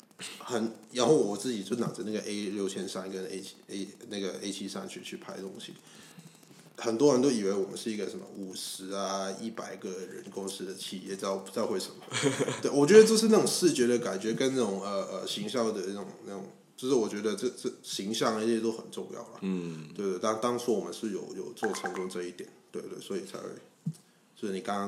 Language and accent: Chinese; Hong Kong; 我不会跟他说我是香港人啊，我会跟他讲就是就是反正我是华侨之类的。